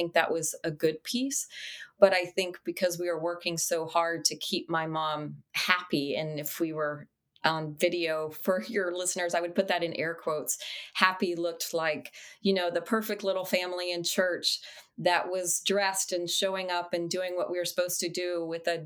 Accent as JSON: {"language": "English", "town": "El Paso", "region": "Texas", "country": "United States", "tie": "born or raised there", "moved": "yes", "lives_now": "Charlotte, United States", "said": "I grew up in El Paso, Texas. I've now been in Charlotte, North Carolina for 37 plus years"}